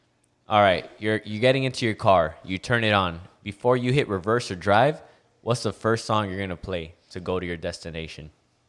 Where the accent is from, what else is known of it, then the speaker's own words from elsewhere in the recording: Miami, Florida, United States; We from Miami. That's like the peak of the South.